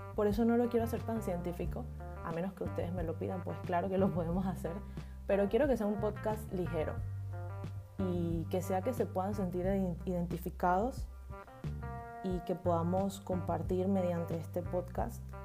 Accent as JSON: {"language": "Spanish", "country": "Panama", "tie": "born or raised there", "said": "soy panameña, nacida y criada en Panamá."}